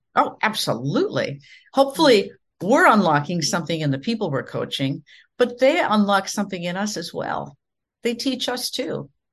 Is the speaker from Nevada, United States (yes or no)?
no; Minnesota, United States; now in Florida, United States; I come from the Midwest in the United States, from the state of Minnesota, and I grew up in the prairies, kind of in the middle of nowhere